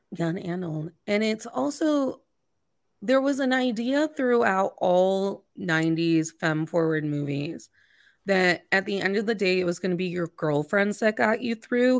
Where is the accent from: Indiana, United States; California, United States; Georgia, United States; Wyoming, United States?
Indiana, United States; I grew up in Indiana